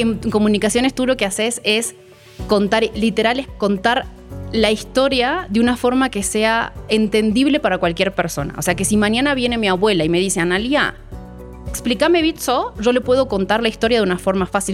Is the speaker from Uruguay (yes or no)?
yes; Uruguay; moved away as an adult; now in Mexico; Soy uruguaya, nací en Uruguay hace 36 años ya